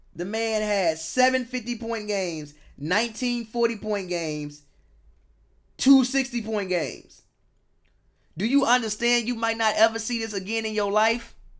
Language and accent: English; Chicago, Illinois, United States; I'm from Chicago